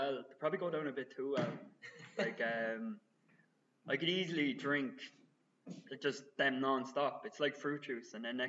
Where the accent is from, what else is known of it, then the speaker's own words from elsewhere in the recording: Kildare, Leinster, Ireland; moved away as an adult; now in Dublin, Ireland; I am a culty from Kildare, who moved to the big city, which is Dublin.